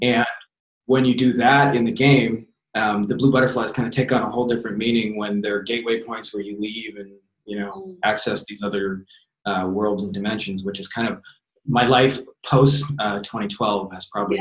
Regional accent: Windsor, Ontario, Canada; just moved back to my hometown of Windsor, Ontario, Canada

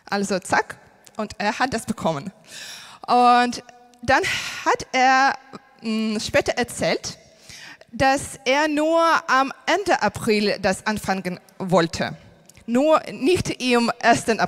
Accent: Ukraine; German is a second language; moved away as an adult; now in Germany; ich bin aus der Ukraine und wir sind vor drei Jahren äh, nach Deutschland umgezogen und das war nicht mein Traum.

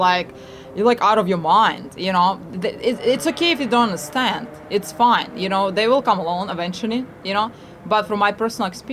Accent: Odesa, Odesa Oblast, Ukraine; now in Arizona, United States; I came from Odessa in Ukraine

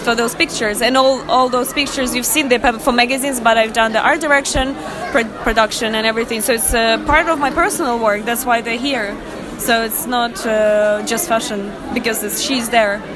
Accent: Russia; English is a second language; moved away; I'm originally Russian

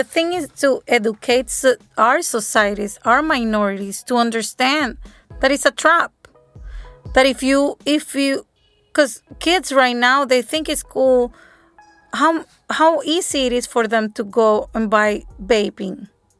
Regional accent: El Salvador; I'm from El Salvador, me too.

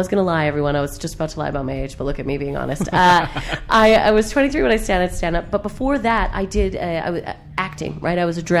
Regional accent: Calgary, Alberta, Canada; moved away as an adult; now in United Kingdom; Yeah, I'm a Calgarian, born and raised.

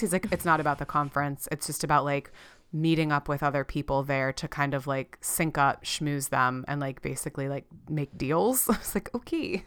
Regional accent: South Florida, United States; we grew up in South Florida.

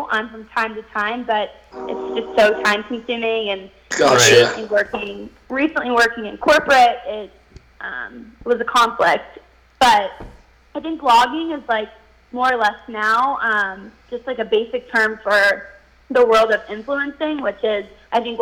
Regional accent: Wheeling, West Virginia, United States; I am from West Virginia. I've lived in Wheeling my whole life.

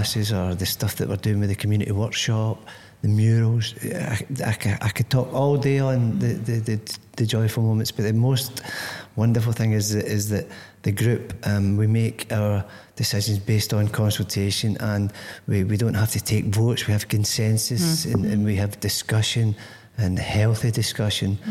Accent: Greenock, Scotland, United Kingdom; moved away as an adult; now in Corby, United Kingdom; I come from Greenock, which isn't here. Mm-hmm. You know, it's 400 miles away in the west coast of Scotland

